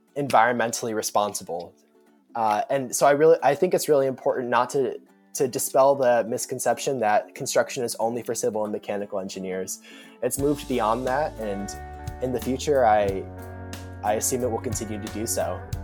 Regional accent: Omaha, Nebraska, United States; I'm a rising sophomore, and I'm from Omaha, Nebraska

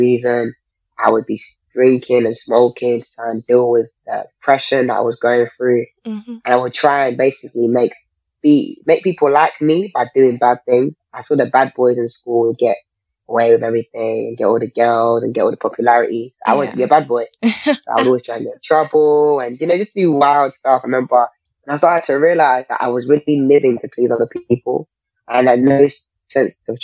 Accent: London, United Kingdom; I grew up in South London

